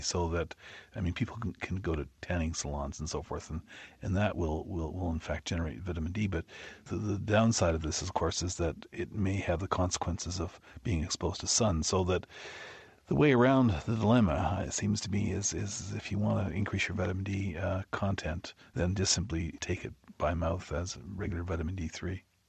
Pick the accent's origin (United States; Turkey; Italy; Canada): Canada; moved away; I'm a Canadian